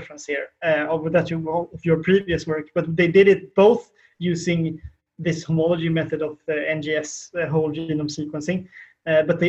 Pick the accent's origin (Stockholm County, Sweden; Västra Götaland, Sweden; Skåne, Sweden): Västra Götaland, Sweden; Kungälv; my hometown of Kungälv